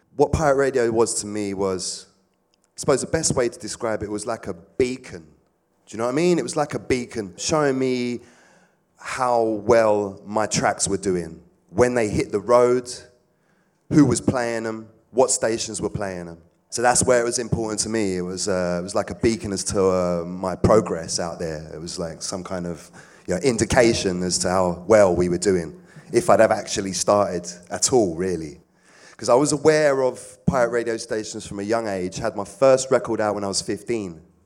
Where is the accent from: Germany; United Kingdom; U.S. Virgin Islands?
United Kingdom; London; I'm from South. Always been around Clapham, Brixton, Streatham, Stockwell, Balham